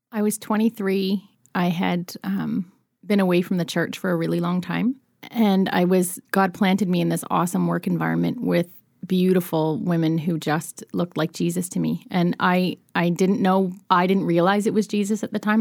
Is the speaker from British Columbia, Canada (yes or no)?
no; Nova Scotia, Canada; moved away; I'm from Nova Scotia